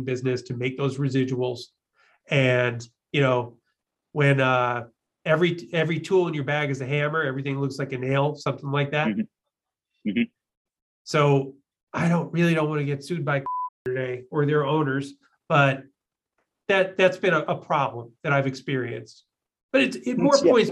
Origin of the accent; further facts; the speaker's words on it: Chicago, Illinois, United States; I'm from, you know, Chicago. I'm a Midwesterner